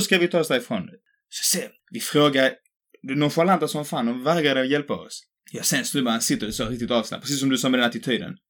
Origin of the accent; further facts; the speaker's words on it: Skåne, Sweden; accent: bred skånska; jag pratar skånska